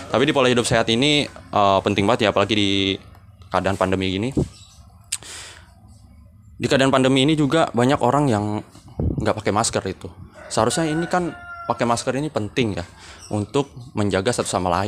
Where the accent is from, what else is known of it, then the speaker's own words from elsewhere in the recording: Bekasi, West Java, Indonesia; saya dari Bekasi.